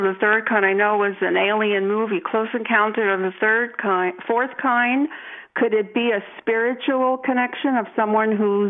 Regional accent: New York City, New York, United States; I was born in Coney Island.

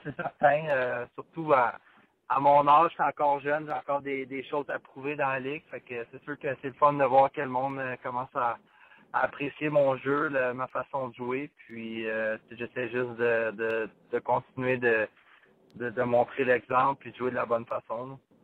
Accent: Bathurst, New Brunswick, Canada; j'ai grandi à Bathurst

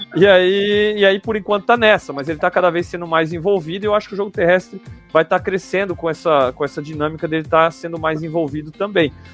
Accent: Blumenau, Santa Catarina, Brazil; eu tô aqui em Blumenau, né? Eu sou de Blumenau, sou aqui na terra do Oktoberfest

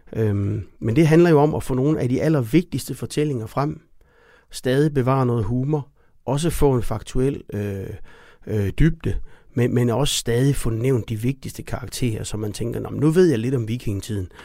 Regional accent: Denmark; som danskere

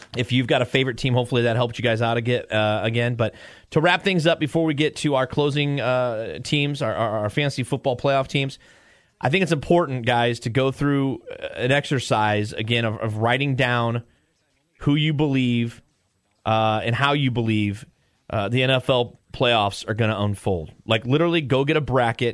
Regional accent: St. Louis, Missouri, United States; we're both from St. Louis

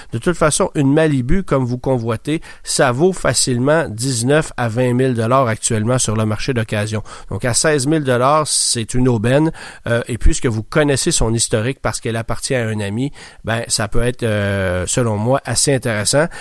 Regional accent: Quebec, Canada; chez nous au Québec

